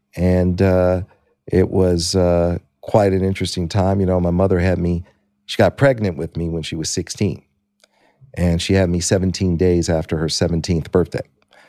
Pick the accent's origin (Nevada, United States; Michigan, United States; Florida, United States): Michigan, United States; Detroit; You know, I was a kid from Detroit, Michigan, and born there in 61.